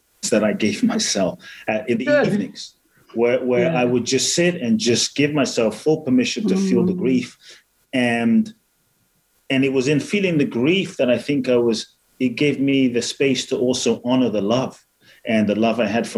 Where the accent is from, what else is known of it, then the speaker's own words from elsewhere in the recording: Ghana; I was born in Ghana